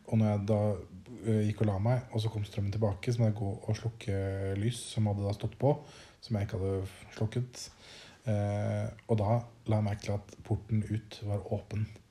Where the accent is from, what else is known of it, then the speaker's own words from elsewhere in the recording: Norway; moved away; hjemme i Norge